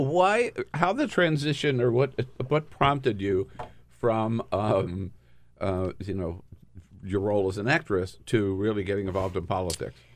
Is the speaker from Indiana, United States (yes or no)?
no; Delaware City, Delaware, United States; I'm from Delaware City, Delaware